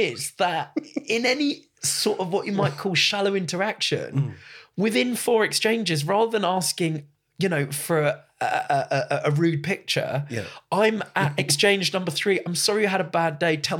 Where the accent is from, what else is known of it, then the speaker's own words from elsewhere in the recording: Southgate, London, United Kingdom; You know, I grew up in Southgate